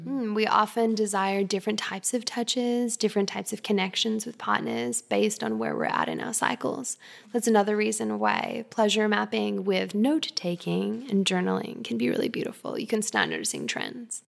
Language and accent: English; Australia; moved away; I'm also Australian Canadian. I grew up in Australia